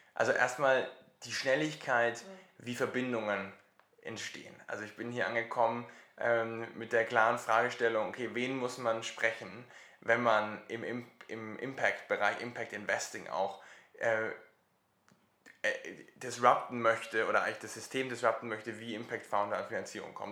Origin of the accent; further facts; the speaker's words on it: Germany; bei uns in Deutschland